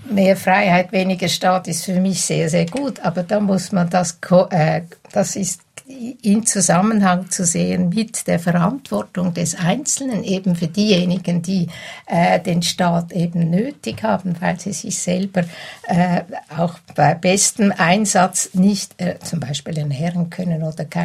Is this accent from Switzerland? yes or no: yes; Switzerland; Hoffentlich auch bei uns in der Schweiz werden es künftig schwerer haben.